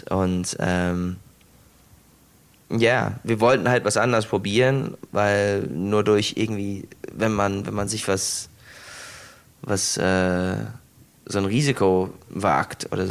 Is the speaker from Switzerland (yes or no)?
no; United States; Ähm, ich komme aus den USA, ich habe mein ganzes Leben lang Steak und, und Kartoffeln gegessen.